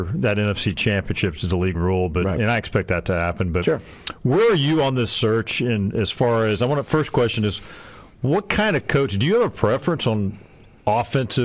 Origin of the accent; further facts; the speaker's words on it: Houston, Texas, United States; Growing up here as a kid going to the Dome